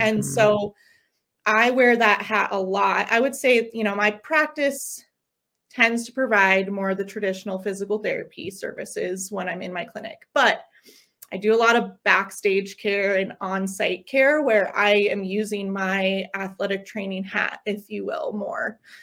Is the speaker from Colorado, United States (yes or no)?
yes; Longmont, Colorado, United States; also born or lived in Los Angeles; So I am a Colorado native. I grew up in Longmont